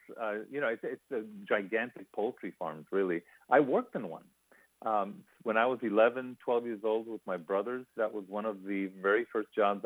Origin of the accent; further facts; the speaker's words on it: Ysleta, Texas, United States; moved away; also born or lived in Connecticut; this poor kid growing up in Isleta